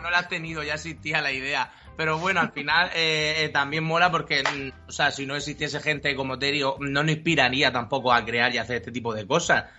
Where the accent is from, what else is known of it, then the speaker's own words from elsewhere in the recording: Murcia, Region of Murcia, Spain; moved away as an adult; also born or lived in Madrid; nosotros somos de aquí de Murcia y nos volvimos de Madrid a vivir